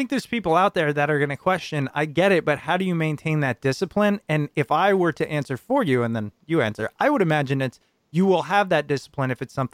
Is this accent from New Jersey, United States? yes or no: yes; New Jersey, United States; I'm from Jersey. Everybody's in a rush.